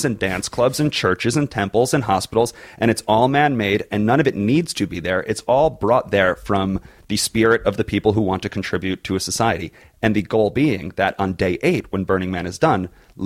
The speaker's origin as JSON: {"language": "English", "region": "East Coast", "country": "United States", "said": "We're both from the East Coast"}